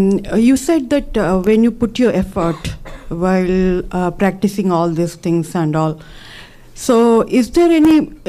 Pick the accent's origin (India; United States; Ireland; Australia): India; Odisha; I can use Oriya, I'm from Orissa.